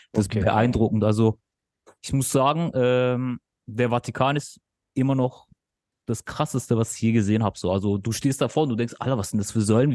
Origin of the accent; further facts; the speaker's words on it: Turkey; ich bin Türke.